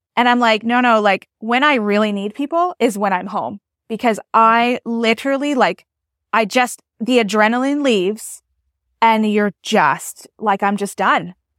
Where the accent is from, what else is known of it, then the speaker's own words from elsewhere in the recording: New Brunswick, Canada; I'm from New Brunswick, Canada